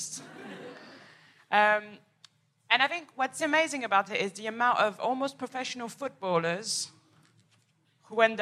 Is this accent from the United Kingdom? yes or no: no; Paris, Île-de-France, France; moved away; I am from Paris, from the outskirts